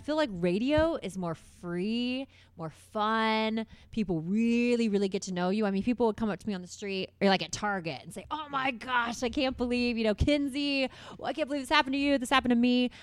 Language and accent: English; Carmel, Indiana, United States; also born or lived in Bloomington, Indiana; I grew up in Carmel